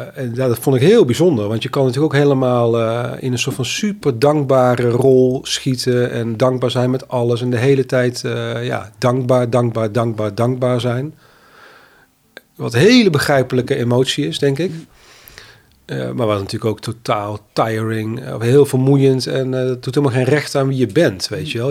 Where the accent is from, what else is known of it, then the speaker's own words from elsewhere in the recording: North Brabant, Netherlands; now in Amsterdam, Netherlands; ik kom uit Brabant, woon langer dan mijn halve leven in Amsterdam